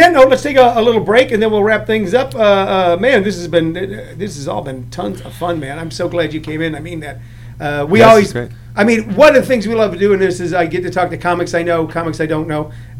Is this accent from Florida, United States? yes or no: no; St. Louis, Missouri, United States; I grew up in St. Louis